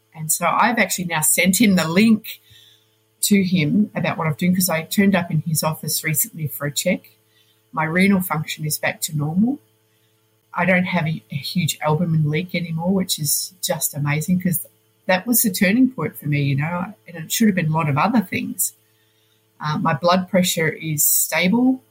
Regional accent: Melbourne, Victoria, Australia; moved away as an adult; also born or lived in Poland; now in Switzerland; I am originally from Melbourne.

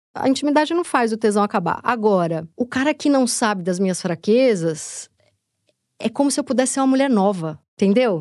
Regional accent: Tatuapé, São Paulo, Brazil; accent: Tatuapé; falando com o sotaque do tatuapé

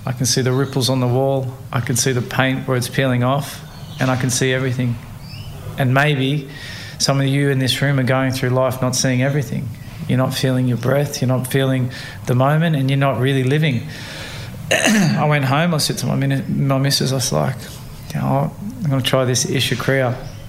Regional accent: Australia; born there; And yes, I'm an Australian-born athlete with Samoan mother, English father, but always fighting barriers.

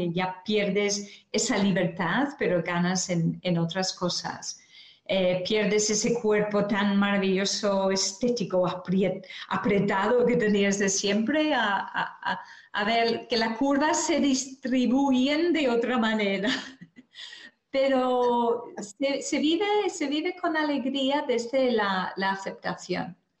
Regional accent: Ireland; now in Spain; dejé mi tierra natal en Irlanda por venir aquí a España

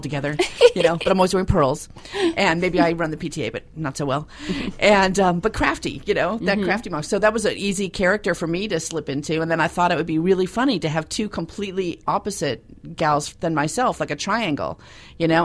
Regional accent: Los Angeles, California, United States; I'm from Los Angeles

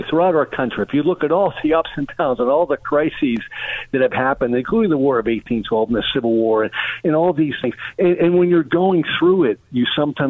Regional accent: Pittsburgh, Pennsylvania, United States; I'm from Pittsburgh.

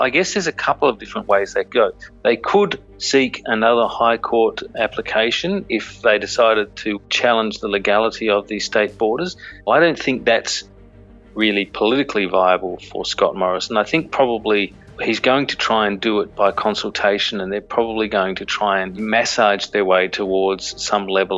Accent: South Australia, Australia; now in Canberra, Australia; I'm actually from South Australia originally

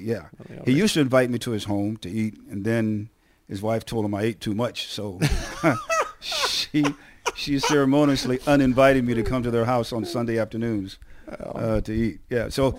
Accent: San Antonio, Texas, United States; I met a guy a few days ago who I grew up with in San Antonio, Texas

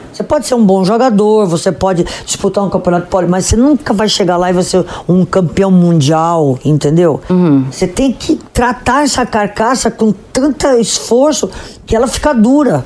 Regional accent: Potirendaba, São Paulo, Brazil; eu sou do interior de São Paulo

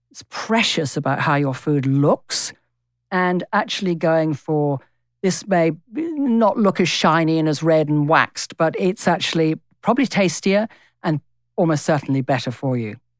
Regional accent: England, United Kingdom; moved away as an adult; now in Australia; I am English in my D N A. It's not just the first twenty years of my life that I spent there.

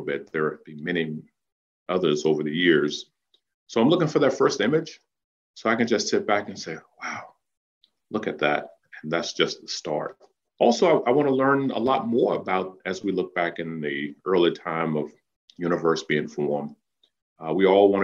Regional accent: Danville, Virginia, United States; that little boy growing up in Danville

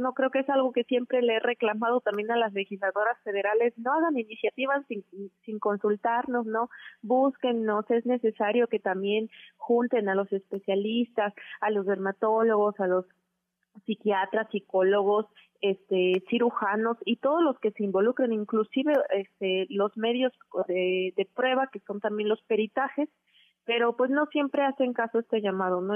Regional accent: Oaxaca, Mexico; moved away as an adult; now in Mexico City, Mexico; yo soy de Oaxaca y que no soy de la Ciudad de México

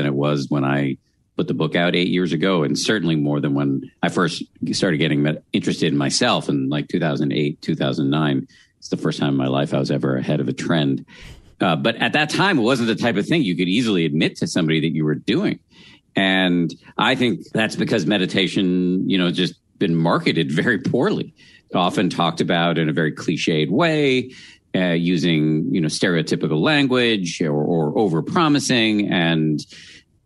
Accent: Massachusetts, United States; born or raised there

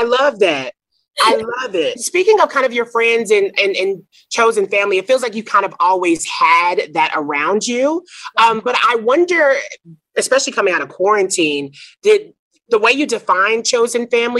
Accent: Nashville, Tennessee, United States; growing up in the South, very religious, like Like, literally, I'm from Nashville

